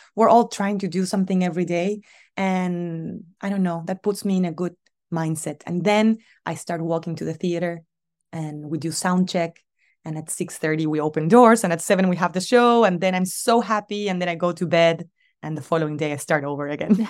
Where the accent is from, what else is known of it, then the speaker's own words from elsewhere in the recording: Argentina; moved away; My family, they're all still in Argentina